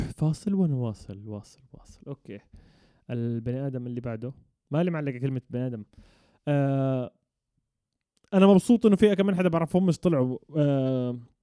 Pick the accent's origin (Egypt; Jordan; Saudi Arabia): Jordan; كشعب اردني احنا بنعرف نقلد اللهجه المصريه بس هم ما بيعرفوا شو اللهجه تبعتنا